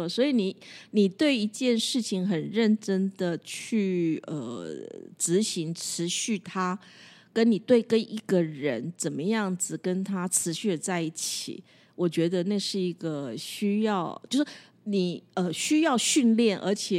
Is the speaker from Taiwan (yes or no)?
yes; Taiwan; 只有我们台湾人。